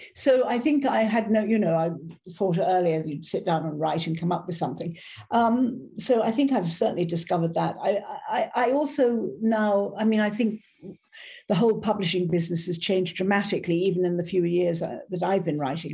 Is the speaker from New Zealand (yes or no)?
no; Ireland; also born or lived in South of France; now in France; an Irish Catholic